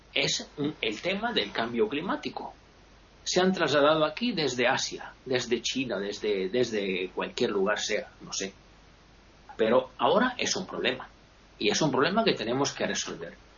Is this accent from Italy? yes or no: yes; Italy; Yo me considero un italiano medio, medio bajo